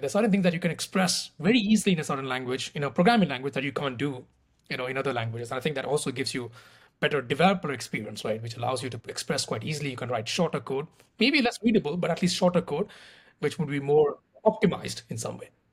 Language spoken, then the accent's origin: English; India; moved away as an adult; also born or lived in Paris, France; I'm originally from India, so I did my undergrad in mathematics in India.